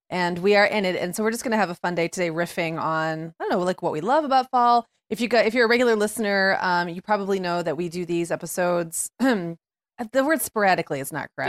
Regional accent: Upper Michigan, United States; moved away; when I grew up in Upper Michigan

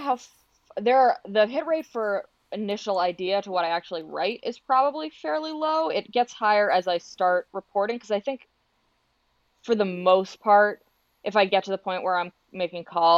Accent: Boston, Massachusetts, United States; now in New York, United States; I grew up in Boston

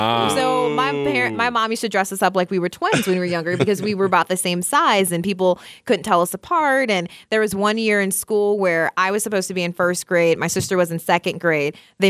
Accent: Illinois, United States; You know, growing up outside of Chicago, she worked for Fox 32 Chicago.

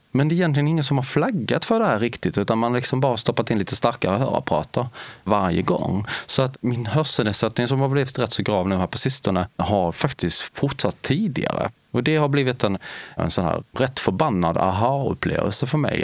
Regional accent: Lilla Högarnas, Skåne, Sweden; accent: Skånska; En liten, liten gruvort som ligger strax norr om Helsingborg längs med kusten i nordvästra delen av Skåne. Där är jag född och meddelen uppvuxen.

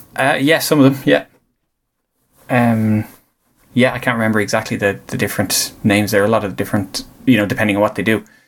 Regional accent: Greystones, Leinster, Ireland; they're from Greystones and are they're based in Greystones, and that's that's my hometown

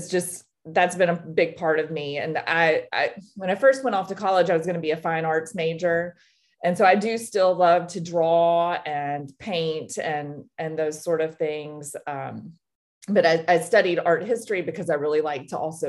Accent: Nashville, Tennessee, United States; moved away as an adult; also born or lived in Knoxville, Tennessee; now in Savannah, United States; I'm originally from Tennessee. I grew up in East Tennessee, and then we moved to Nashville, the big city, when I was about 10. And so I grew up there

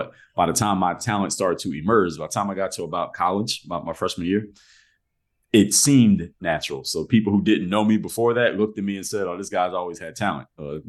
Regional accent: Philadelphia, Pennsylvania, United States; moved away as an adult; now in Miami, United States; I grew up in Philadelphia, Pennsylvania, born and raised. So I moved to Miami as an adult.

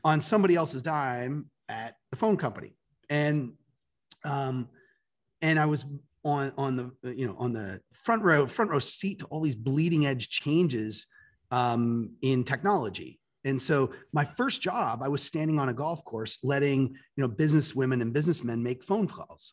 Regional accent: Toronto, Ontario, Canada; moved away as an adult; now in United States; I'm Canadian, so I'm from Toronto

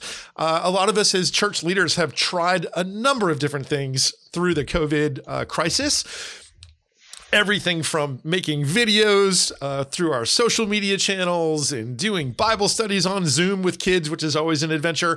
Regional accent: United States; I grew up in Pennsylvania, New Jersey.

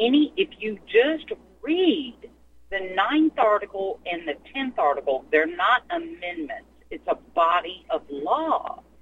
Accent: United States; I'm an American national. I was born here.

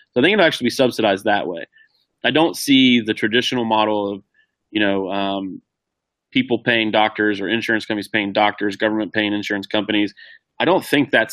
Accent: Ohio, United States; moved away; my hometown, which is a small rural town in Ohio

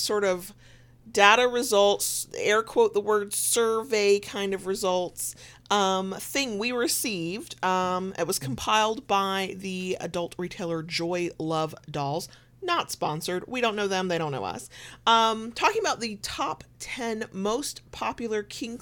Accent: the South, United States; accent: southern; my southern accent

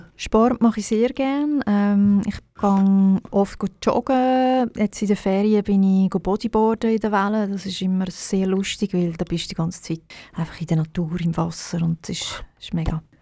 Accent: Baden, Aargau, Switzerland; moved away as an adult; also born or lived in Zurich / Birmensdorf; Ich bin in Baden geboren und aufgewachsen und auch in der Schule.

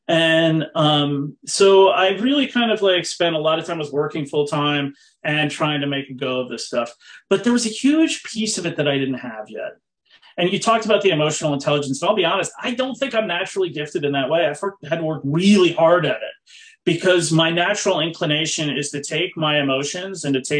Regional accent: East Coast, United States; also born or lived in Massachusetts; I grew up on the East Coast. I was born in Massachusetts and moved around a lot.

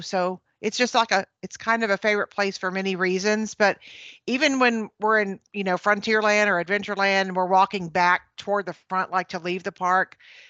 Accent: Galveston, Texas, United States; an iconic building that I grew up with in Galveston called the Garten Verein.

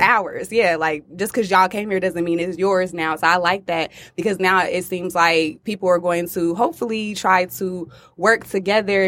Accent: Atlanta, Georgia, United States; moved away as an adult; now in Detroit, United States; I'm actually not from Detroit, I'm from Atlanta, and I moved here about almost four years ago now

